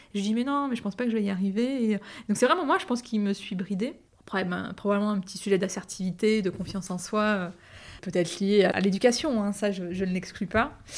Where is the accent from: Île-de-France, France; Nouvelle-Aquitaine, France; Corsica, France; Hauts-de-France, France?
Île-de-France, France; Andrésy; also born or lived in Bondy, Seine-Saint-Denis; J'ai grandi dans la ville d'Andrézy, une petite ville des Yvelines